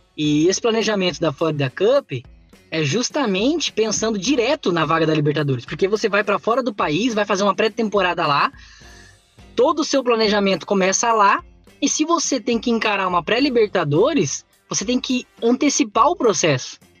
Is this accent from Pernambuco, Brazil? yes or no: no; São Paulo, Brazil; now in Paraná, Brazil; eu sou paulista, mas moro no Paraná há vinte anos